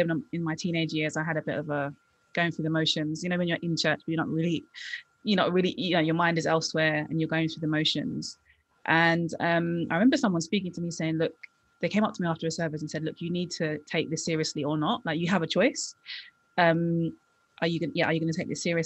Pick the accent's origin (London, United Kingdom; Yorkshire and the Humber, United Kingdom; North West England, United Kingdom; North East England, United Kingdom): London, United Kingdom; I grew up in London, West London